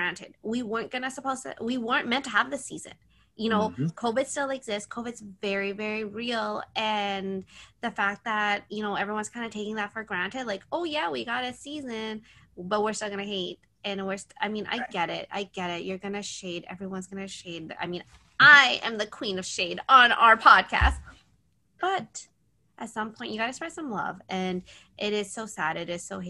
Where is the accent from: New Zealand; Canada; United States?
Canada; I'm Canadian